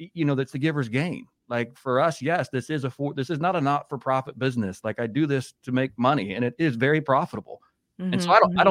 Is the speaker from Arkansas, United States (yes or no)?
no; Indiana, United States; we grew up in Indiana